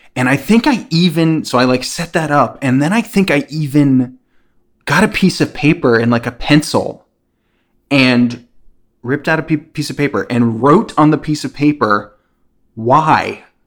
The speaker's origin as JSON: {"language": "English", "region": "New Jersey", "country": "United States", "tie": "born or raised there", "said": "I'm from New Jersey"}